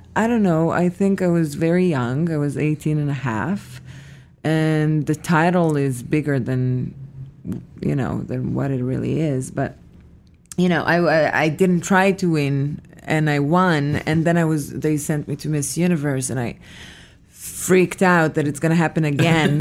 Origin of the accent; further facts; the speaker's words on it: Petah Tikva, Central District, Israel; moved away; I was born in Israel, in a city called Petah Tikva